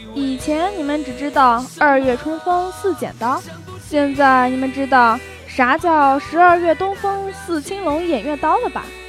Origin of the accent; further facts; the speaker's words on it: southern China, China; moved away; 作为一个南方人